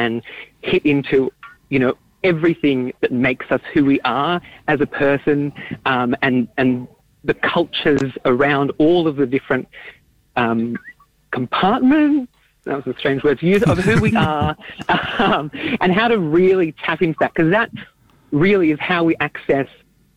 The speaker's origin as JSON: {"language": "English", "town": "Melbourne", "region": "Victoria", "country": "Australia", "tie": "born or raised there", "said": "I grew up in Melbourne and in amongst a very vibrant community of Yiddish speakers"}